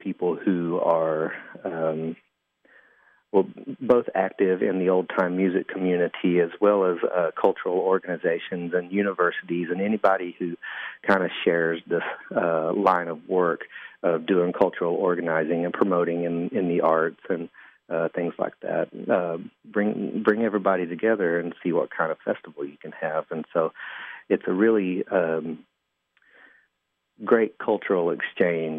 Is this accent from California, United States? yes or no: no; Van Lear, Kentucky, United States; moved away as an adult; now in Lexington, United States; I grew up in Johnson County, and which is the county seat is Paintsville, and I grew up in a historic little coal camp there called Van Leer